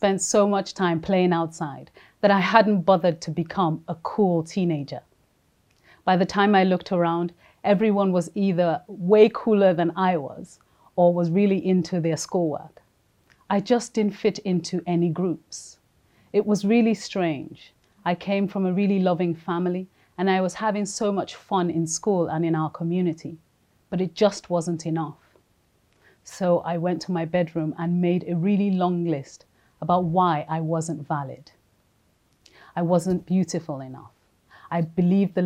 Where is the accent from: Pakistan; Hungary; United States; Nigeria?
Nigeria; moved away as an adult; also born or lived in London; I was born in London to a Nigerian dad and a Jamaican mom. When I was 4, we moved to Nigeria, and this is where I lived till after university.